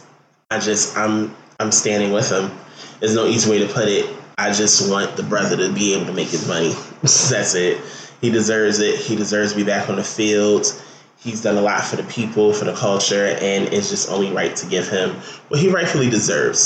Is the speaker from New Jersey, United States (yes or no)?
yes; New Jersey, United States; I'm from Jersey, but I went to Catholic school